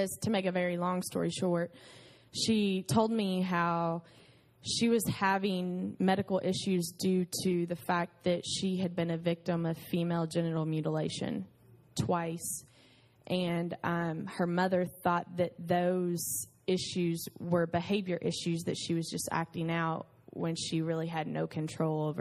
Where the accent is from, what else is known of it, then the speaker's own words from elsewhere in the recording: United States; I'm an American or I'm white